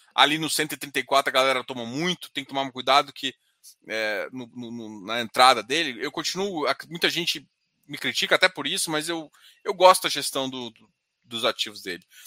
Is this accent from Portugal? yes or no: no; Goiânia, Goiás, Brazil; Daqui de Goiânia, eu sou de Goiânia